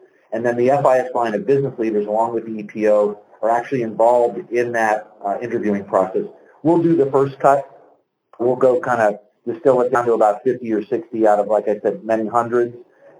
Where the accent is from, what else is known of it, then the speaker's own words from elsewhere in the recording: Northeast, United States; now in Little Rock, United States; Little Rock thinks they have traffic. I grew up in the Northeast. My God, that's traffic.